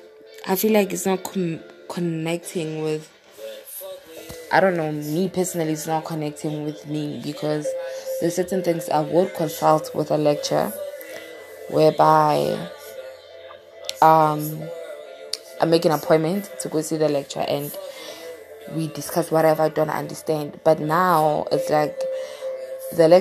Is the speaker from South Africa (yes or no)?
yes; South Africa; from South Africa